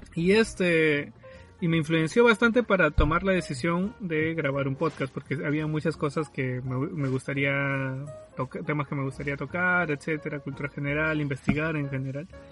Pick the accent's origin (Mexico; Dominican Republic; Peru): Peru; Lima; soy de Lima, bueno, del sur de Lima